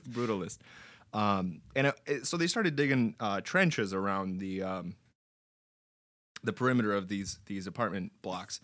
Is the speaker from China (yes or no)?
no; Romania; now in United States; growing up in Romania was interesting.